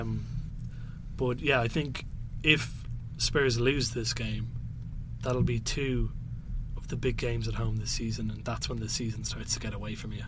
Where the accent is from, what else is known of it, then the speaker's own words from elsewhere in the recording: Ireland; I'm Irish